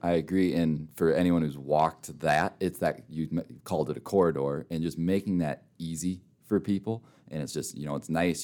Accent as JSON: {"language": "English", "region": "Minnesota", "country": "United States", "tie": "born or raised there", "moved": "as an adult", "lives_now": "Rapid City, United States", "said": "I'm a Minnesota kid through and through, but I moved out here."}